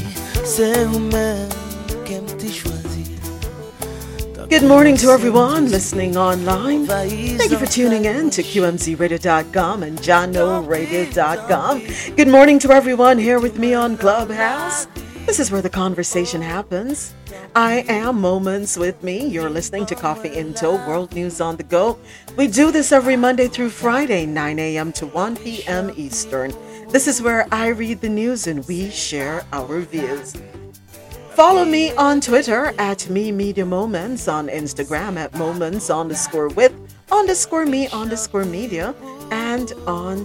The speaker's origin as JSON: {"language": "English", "country": "Jamaica", "moved": "yes", "lives_now": "South Florida, United States", "said": "I'm Jamaican"}